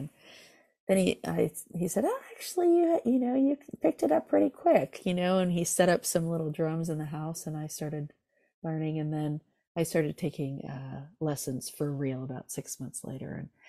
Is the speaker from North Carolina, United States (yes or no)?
no; California, United States; Yeah. So I grew up in Southern California in Orange County, and music was all around me